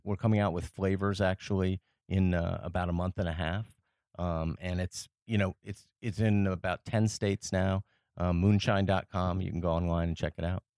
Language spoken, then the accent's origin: English; Paris, Île-de-France, France; moved away as an adult; I grew up in France, uh, after I was, uh, ten years old.